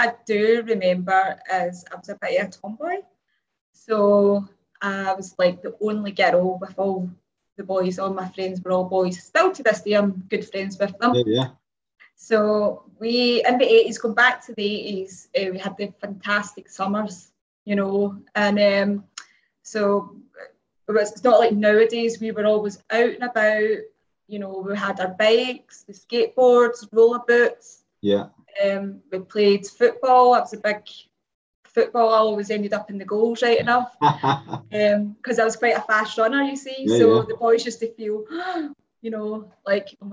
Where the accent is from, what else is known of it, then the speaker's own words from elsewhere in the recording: Glasgow, Scotland, United Kingdom; I'm 47 from Glasgow, Scotland